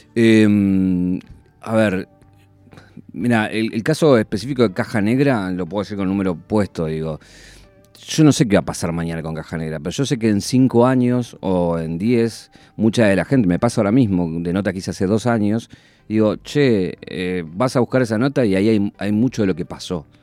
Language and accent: Spanish; Isidro Casanova, Buenos Aires Province, Argentina; estaba en mi casa de donde nací, en Isidro Casanova